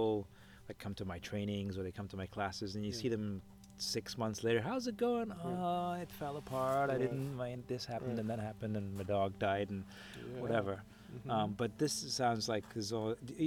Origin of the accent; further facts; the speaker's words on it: Scotland, United Kingdom; I'm a Scottish yogi.